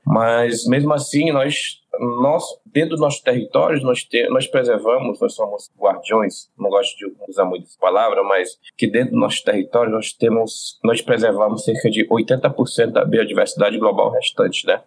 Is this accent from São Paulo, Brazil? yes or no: no; Roraima, Brazil; eu sou de Roraima, faço parte do Conselho Indígena de Roraima